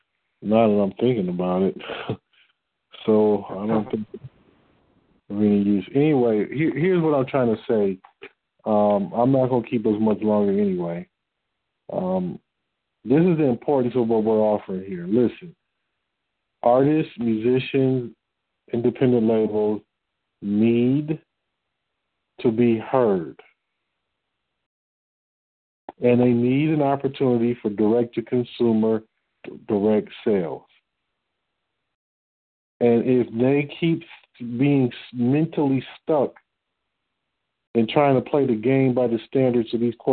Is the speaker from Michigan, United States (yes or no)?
yes; Detroit, Michigan, United States; I'm from Detroit.